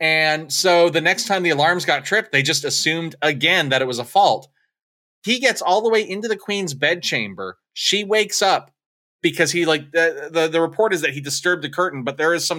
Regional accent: United States; not that I, as an American, give half a shit about them beyond their basic humanity.

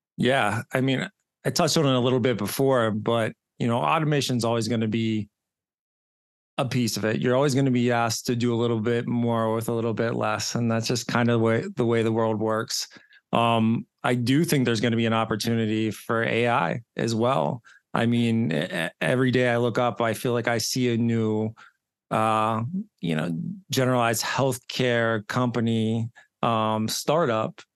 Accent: Johnstown, Pennsylvania, United States; now in Pittsburgh, United States; I grew up in Johnstown, Pennsylvania, so probably about an hour and a half east, uh, of Pittsburgh. I live in Pittsburgh now

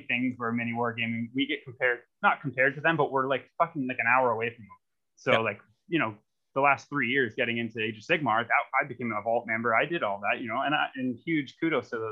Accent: Hamilton, Ontario, Canada; I'm from Hamilton

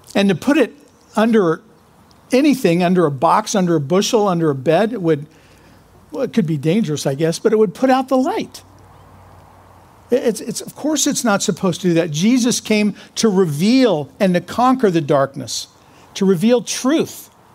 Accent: Kansas, United States; I'm from Kansas

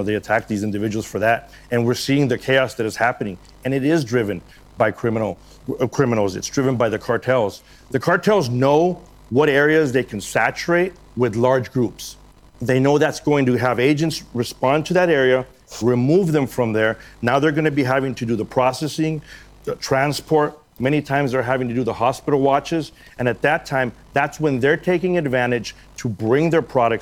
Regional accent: US–Mexico border, United States; I was born in Mexico. I came here legally. I was raised on the border. I grew up on the border

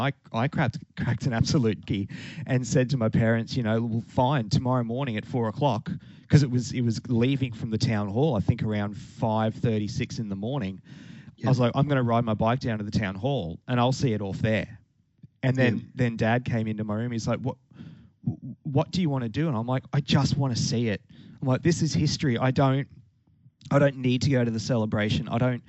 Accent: Toowoomba, Queensland, Australia; because when it ran through my hometown a couple of days prior, it was, I mean, I don't know if you know what the weather in Toowoomba's like, but time of the year, it's very cold.

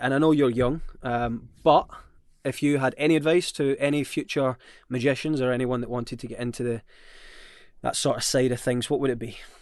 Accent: Scotland, United Kingdom; I'm Scottish

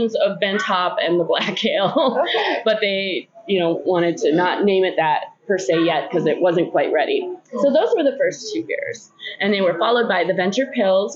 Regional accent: Duluth, Minnesota, United States; I'm born and raised in Duluth

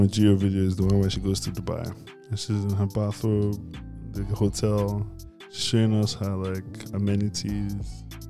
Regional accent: Nigeria; we're from Nigeria.

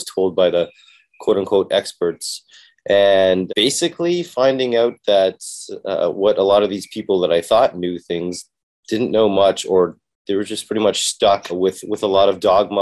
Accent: Toronto, Ontario, Canada; I was born and raised in Canada, Toronto.

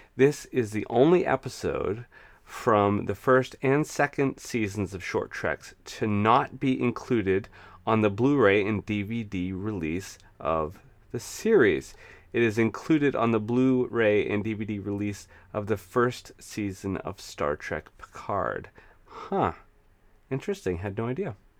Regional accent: United States; growing up in the United States

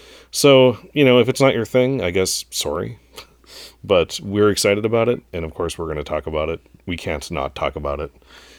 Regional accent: North Dakota, United States; I'm from North Dakota, you know.

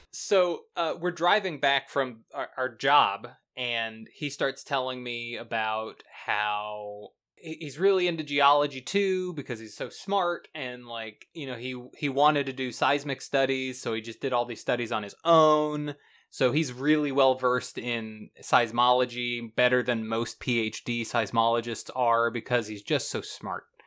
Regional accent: the South, United States; now in Florida, United States; I'm from the South

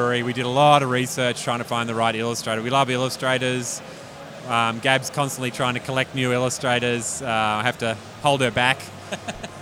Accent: Melbourne, Victoria, Australia; also born or lived in Sydney; now in Orbost, Australia; I grew up in Melbourne

